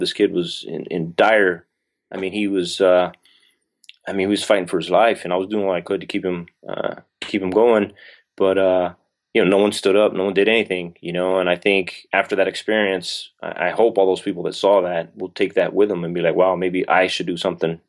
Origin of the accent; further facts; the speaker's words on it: southern New Mexico, United States; moved away as an adult; I'm from southern New Mexico, so, you know, by some miracle, I got stationed at White Sands Missile Range, uh, which is, like, twenty minutes from my hometown